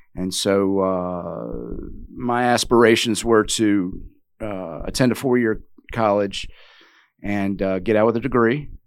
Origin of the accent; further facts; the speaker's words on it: Richmond, Virginia, United States; now in Wilmington; I wasn't born and raised there, but the majority of my young I would say impressionable youth was spent in Richmond, Virginia